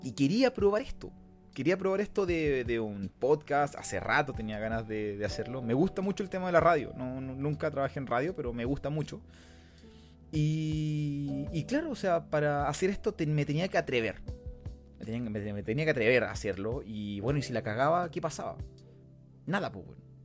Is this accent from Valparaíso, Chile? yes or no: no; Punta Arenas, Magallanes and Chilean Antarctica, Chile; Vengo del sur de Chile, de la región más austral del país. Nací en Punta Arenas, región de Magallanes.